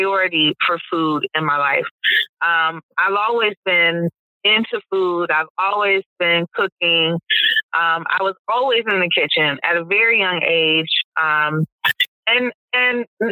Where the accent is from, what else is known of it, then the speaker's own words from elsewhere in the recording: Detroit, Michigan, United States; also born or lived in Brooklyn, New York / New York City; now in Boston, United States; I'm originally from Detroit, Michigan, born and raised.